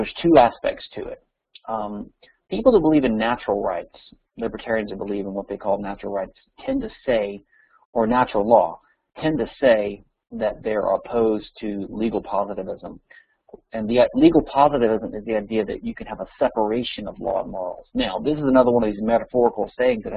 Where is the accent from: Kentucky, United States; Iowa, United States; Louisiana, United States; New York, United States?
Louisiana, United States; my home state, Louisiana